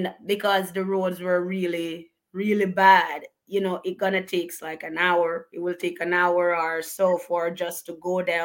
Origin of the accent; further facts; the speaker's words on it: Bellevue, Portland, Jamaica; moved away as an adult; now in United States; I grew up in a very remote district called Bellevue in Portland. So we have parishes in Jamaica, and one of them is called Portland.